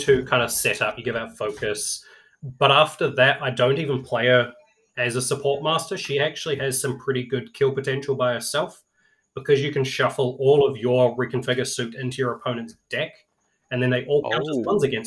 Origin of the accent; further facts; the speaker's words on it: New Zealand; being a New Zealander